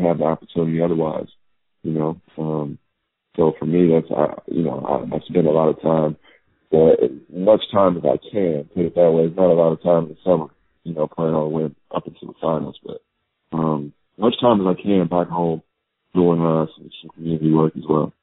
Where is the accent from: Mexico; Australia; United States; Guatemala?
United States; Illinois; being from Illinois